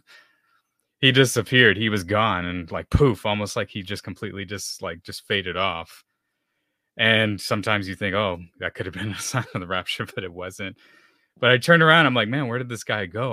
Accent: San Antonio, Texas, United States; I grew up here in San Antonio, Texas, so you can say I'm a Texan.

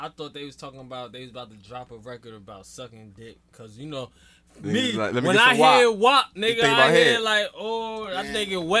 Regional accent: Jersey City, New Jersey, United States; I'm from Jersey City

